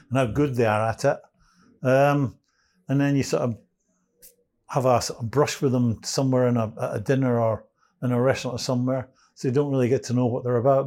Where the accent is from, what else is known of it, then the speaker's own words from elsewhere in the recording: Edinburgh, Scotland, United Kingdom; I'm from Edinburgh